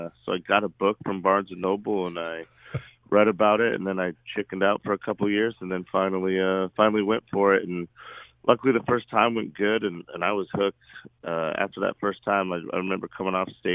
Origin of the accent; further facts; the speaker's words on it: Cheyenne, Wyoming, United States; now in San Diego, United States; growing up in Cheyenne